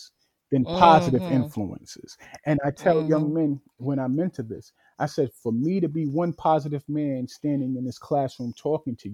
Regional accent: New York City, New York, United States; I was born and raised in Bedford-Stuyvesant

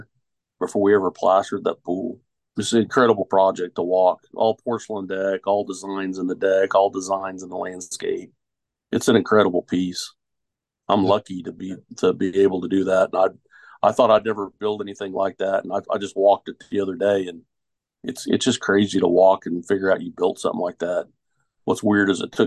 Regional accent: Tulsa, Oklahoma, United States; now in Wichita, United States; I'm from Tulsa originally

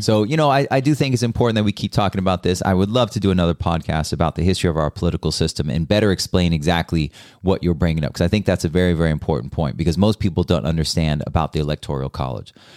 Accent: United States; as an American

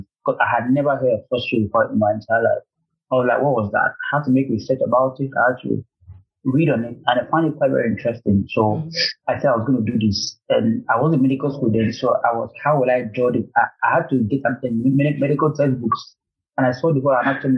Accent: Nigeria; moved away as an adult; now in Ukraine; I'm a Nigerian and also a Nigerian medical illustrator

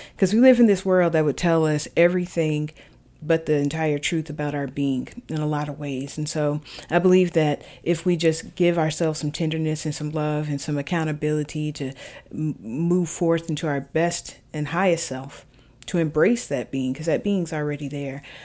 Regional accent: the South, United States; I grew up Baptist in the South.

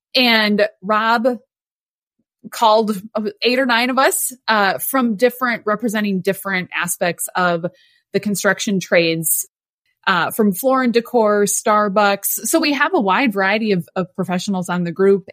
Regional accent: Midwest, United States; born or raised there

